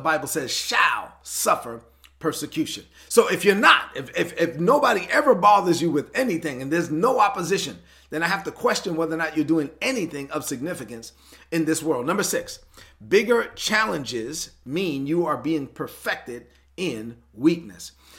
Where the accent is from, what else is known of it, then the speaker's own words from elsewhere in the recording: New York City, New York, United States; I'm from Brooklyn, so I have to talk like I'm from Brooklyn